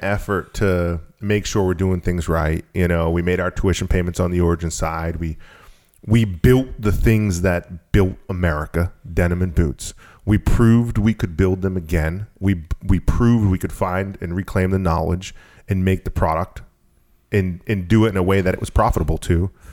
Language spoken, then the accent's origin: English; Maine, United States; also born or lived in Massachusetts; I've been here since I was eight years old